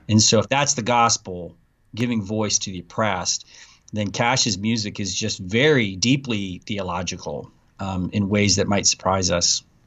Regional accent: Abilene, Texas, United States; my hometown in Abilene, Texas

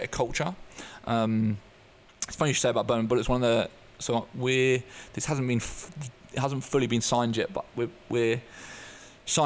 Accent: Eastbourne, South East England, United Kingdom; also born or lived in Netherlands; I grew up in Eastbourne on the southeast coast

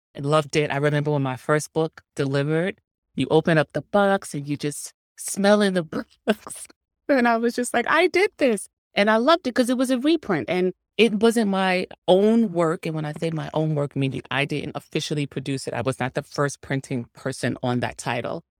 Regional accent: New York City, New York, United States; I'm from Harlem.

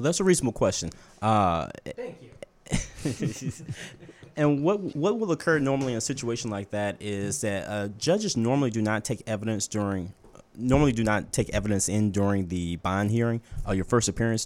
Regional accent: Baton Rouge, Louisiana, United States; moved away as an adult; now in New Orleans, United States; I am from Baton Rouge, Louisiana, but I've been here in New Orleans for the last two years with my wife

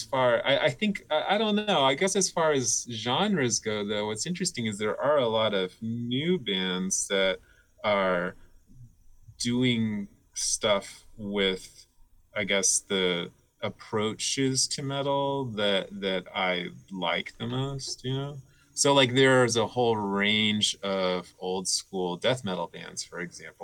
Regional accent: Miami, Florida, United States; also born or lived in Belgium; I grew up in Miami

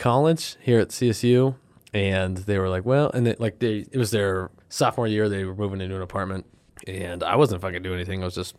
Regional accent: Pueblo, Colorado, United States; I'm from Pueblo.

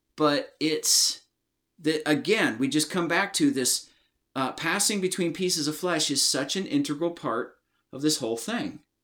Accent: United States; I'm from the United States of America

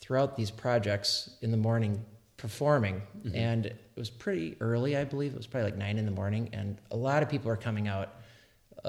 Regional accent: Milwaukee, Wisconsin, United States; moved away as an adult; also born or lived in San Francisco; now in Wisconsin, United States; I grew up in Wisconsin. I was born and raised in Milwaukee, in the city

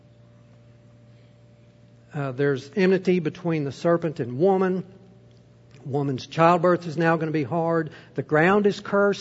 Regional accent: United States; as an American

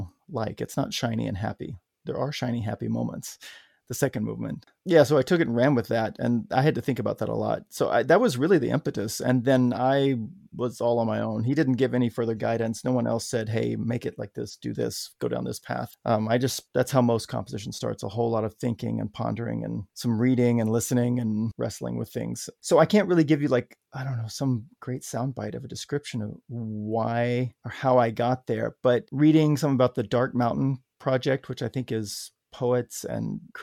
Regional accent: Arkansas, United States; growing up in Arkansas

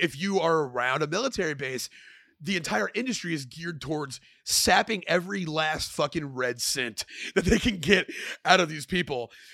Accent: Killeen, Texas, United States; moved away as an adult; now in Austin, United States; I grew up in Killeen, but I've been in Austin for a while

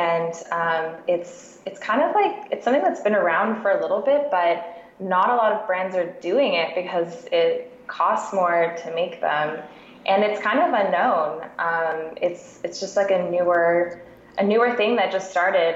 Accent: Canada; moved away as an adult; also born or lived in Ontario / Vancouver, BC; now in Seattle, United States; I'm actually a Canadian living in Seattle with my husband

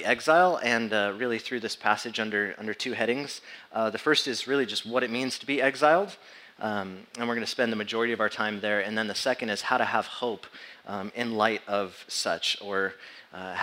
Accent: San Diego, California, United States; moved away as an adult; born and raised in San Diego

